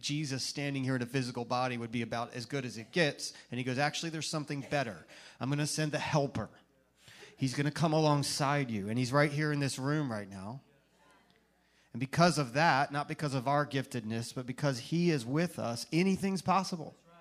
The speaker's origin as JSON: {"language": "English", "region": "Virginia", "country": "United States", "moved": "as an adult", "lives_now": "Tampa Bay, United States", "said": "from when we first arrived in Tampa Bay, us Virginians"}